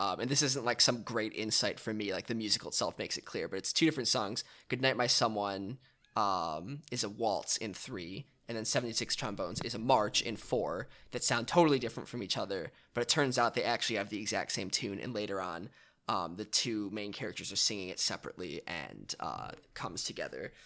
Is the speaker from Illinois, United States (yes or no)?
yes; Chicago, Illinois, United States; I grew up in Chicago